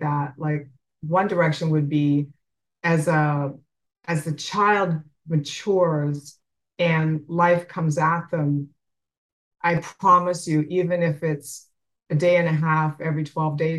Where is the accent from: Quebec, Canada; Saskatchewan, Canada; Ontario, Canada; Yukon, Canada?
Saskatchewan, Canada; I grew up in Canada on a farm.